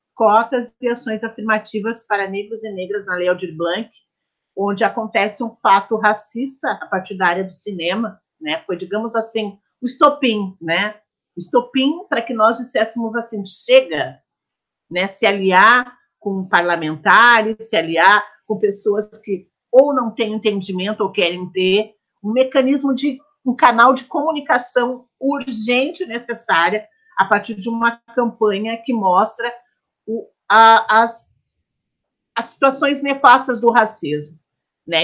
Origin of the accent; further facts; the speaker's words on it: Porto Alegre, Rio Grande do Sul, Brazil; nascida e criada em Porto Alegre, Rio Grande do Sul